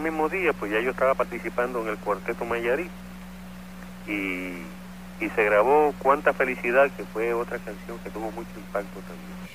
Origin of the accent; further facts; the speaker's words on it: San Juan, Puerto Rico; also born or lived in Naguabo, Puerto Rico; y me crié en Sunoco, Villa Palmera.